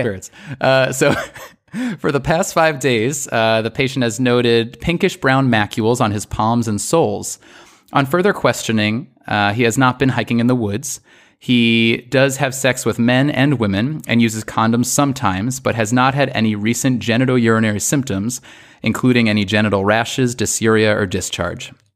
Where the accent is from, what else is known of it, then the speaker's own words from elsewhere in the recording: New York, United States; I'm from New York